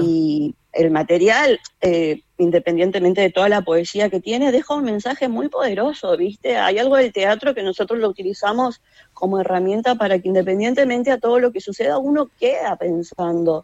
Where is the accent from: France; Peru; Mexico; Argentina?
Argentina; Chaco; en el teatro secundario en el Chaco, de donde yo soy